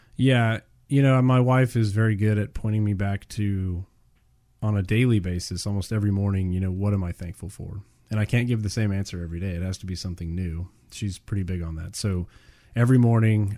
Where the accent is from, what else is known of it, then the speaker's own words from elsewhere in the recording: Houston, Texas, United States; we're both born and raised in the Houston area.